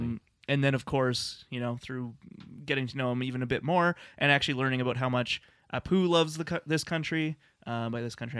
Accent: Lethbridge, Alberta, Canada; moved away as an adult; now in Calgary, Canada; growing up in Lethbridge, Alberta

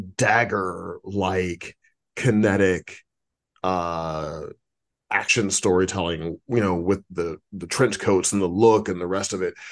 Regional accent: St. Louis, Missouri, United States; now in Los Angeles, United States; I'm from Saint Louis

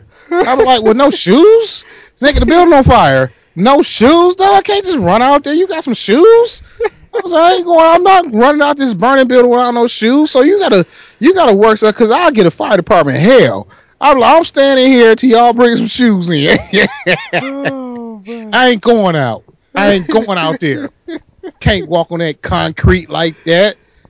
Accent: Michigan, United States; I'm from Michigan.

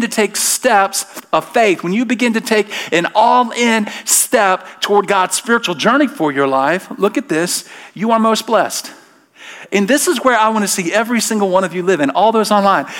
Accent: Alabama, United States; I'm from Alabama

